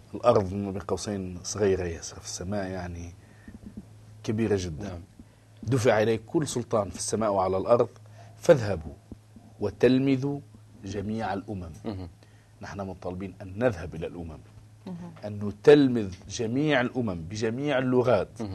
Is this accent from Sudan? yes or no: no; Tunisia; انا تونسي آه نتكلم لغه شعبي